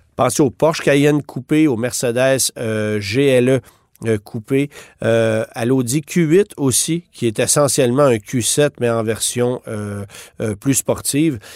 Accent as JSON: {"language": "French", "country": "Canada", "said": "chez nous au Canada"}